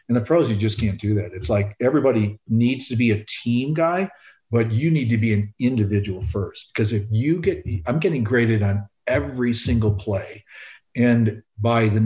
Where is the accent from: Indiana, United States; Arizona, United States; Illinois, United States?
Illinois, United States; Chicago; growing up in Chicago